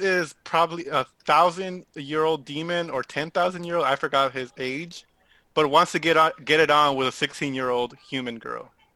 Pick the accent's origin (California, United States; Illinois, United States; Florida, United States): California, United States; Southern; I am from SoCal.